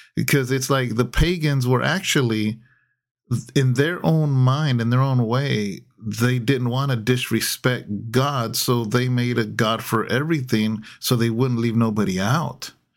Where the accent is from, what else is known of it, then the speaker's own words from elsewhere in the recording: California, United States; being a Californian